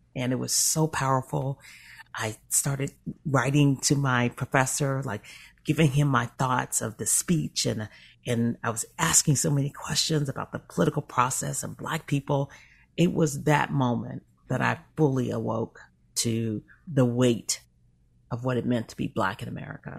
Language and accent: English; Memphis, Tennessee, United States; now in Chicago, United States; I was in the South. I was in Memphis okay. until uh, through high school.